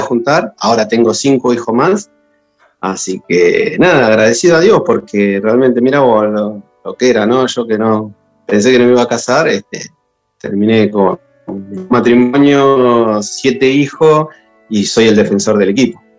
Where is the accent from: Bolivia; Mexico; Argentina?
Argentina; González Catán, Buenos Aires Province; yo soy de acá de Catán de la Matanza